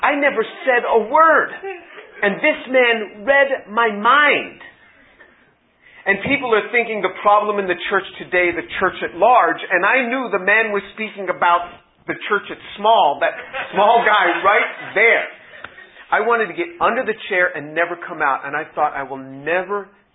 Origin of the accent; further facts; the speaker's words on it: New York City, New York, United States; moved away as an adult; also born or lived in Indiana; originally I'm from New York City.